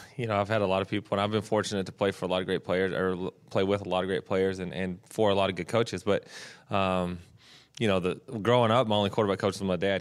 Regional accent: Texas, United States; moved away as an adult; now in California, United States

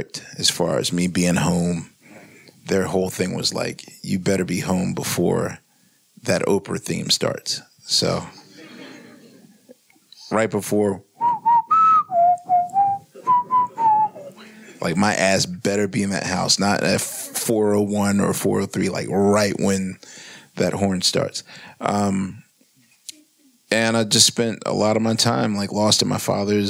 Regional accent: Philadelphia, Pennsylvania, United States; I grew up in West Philadelphia

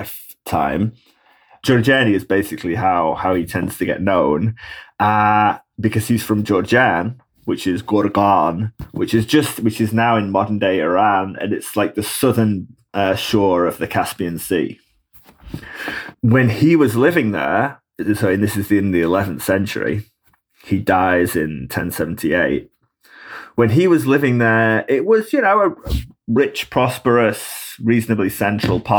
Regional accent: England, United Kingdom; moved away as an adult; now in United States; growing up in England

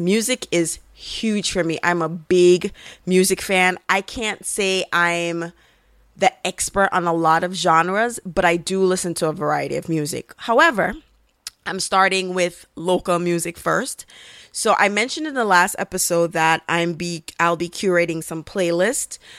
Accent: Jamaica; being Caribbean and being a Jamaican

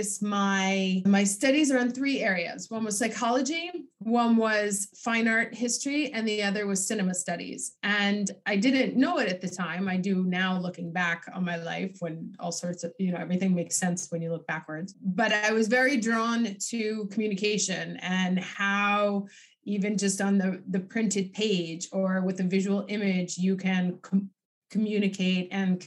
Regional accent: New York City, New York, United States; moved away as an adult; now in Milan, Italy; I grew up on the Lower East Side in Alphabet City

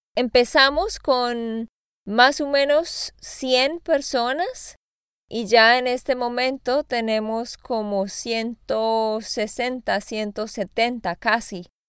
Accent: Santander, Colombia; also born or lived in Austin, Texas; now in Nashville, United States; de Santander, Colombia.

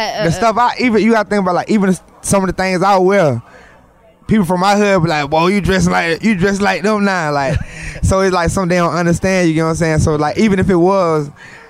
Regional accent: Florida, United States; Man, I'm from Florida, so it's kind of different.

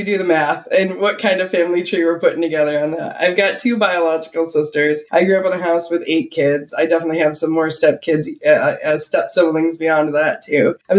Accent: Rochester, New York, United States; now in California, United States; I grew up in Rochester, New York, but nobody from Rochester thought I sound like I was from there. But yeah, no, I grew up in Rochester.

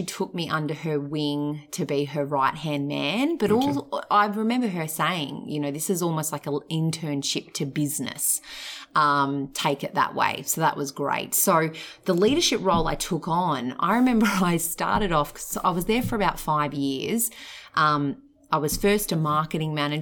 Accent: Mornington Peninsula, Victoria, Australia; I was born and bred on the Mornington Peninsula

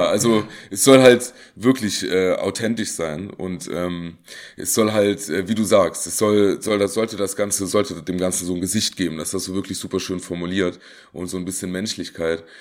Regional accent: Saarland, Germany; ich komme aus dem Saarland

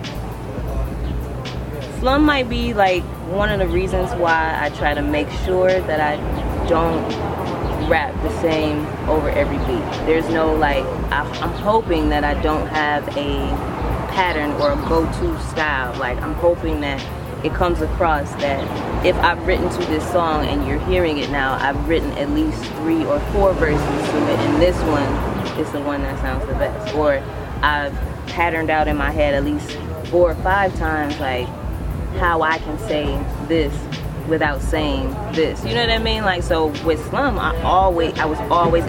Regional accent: Detroit, Michigan, United States; now in Atlanta, United States; It's well known that I'm from Detroit. I spit like a Detroit MC. I sound like my hometown

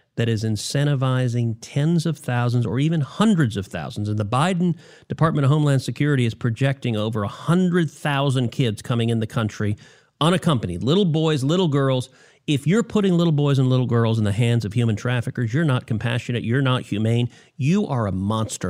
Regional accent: Texas, United States; my home state of Texas

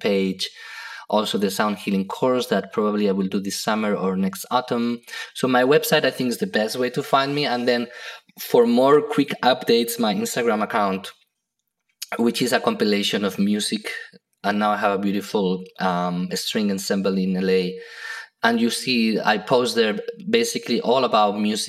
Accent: Spain; now in United States; I come from Spain, which has a lot of culture and heritage from the past.

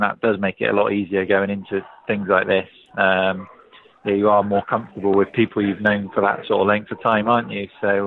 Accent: England, United Kingdom; as an Englishman

